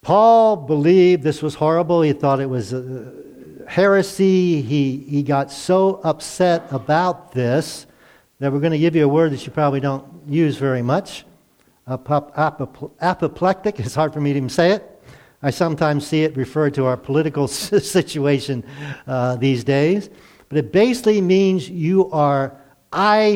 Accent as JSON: {"language": "English", "town": "Glen Burnie", "region": "Maryland", "country": "United States", "tie": "born or raised there", "said": "I grew up in Glen Burnie"}